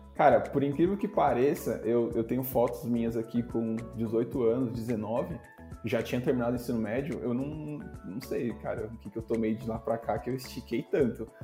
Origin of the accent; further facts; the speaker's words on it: Itapevi, São Paulo, Brazil; also born or lived in São Roque / Itaquaquecetuba; Ambos somos de Tapivi